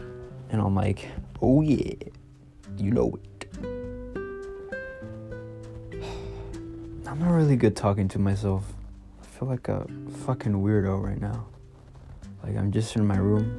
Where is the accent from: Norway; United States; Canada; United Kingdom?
United States; California; I'm from California